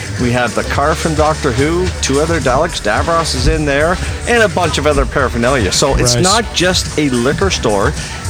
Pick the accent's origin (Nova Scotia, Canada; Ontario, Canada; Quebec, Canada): Nova Scotia, Canada; Cape Breton; growing up in Cape Breton, as most Cape Bretoners do, in the backwoods.